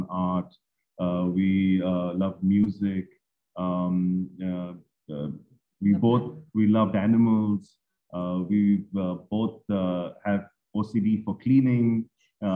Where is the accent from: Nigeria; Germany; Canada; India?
India; Mumbai, Maharashtra; I'm from Bombay